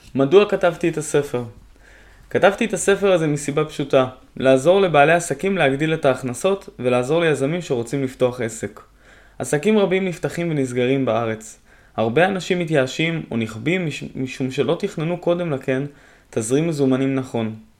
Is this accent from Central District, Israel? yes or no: no; Haifa, Haifa District, Israel; moved away as an adult; now in Hadera, Israel; בין חיפה עיר מולדתי